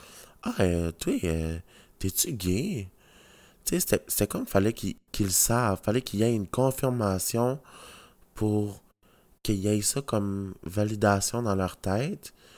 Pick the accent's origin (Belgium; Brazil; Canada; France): Canada; je suis content d'être Canadien